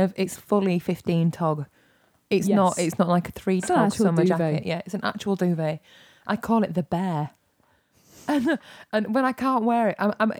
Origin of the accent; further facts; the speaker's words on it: United Kingdom; we might be British